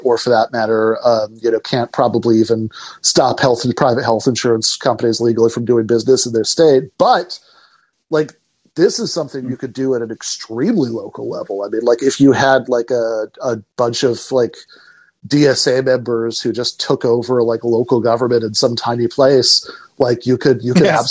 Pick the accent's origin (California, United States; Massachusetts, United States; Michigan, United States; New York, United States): Michigan, United States; East Lansing; I grew up in East Lansing, Michigan